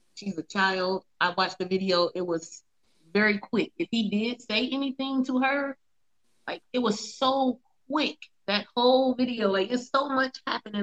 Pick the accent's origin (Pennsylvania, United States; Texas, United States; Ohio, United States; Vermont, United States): Ohio, United States; I'm from Ohio